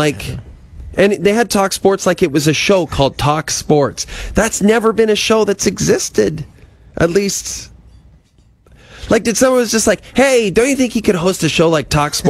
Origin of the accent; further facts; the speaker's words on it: Athabasca, Alberta, Canada; Guys, can I mention something really quick? I'm going to my hometown of Athabasca this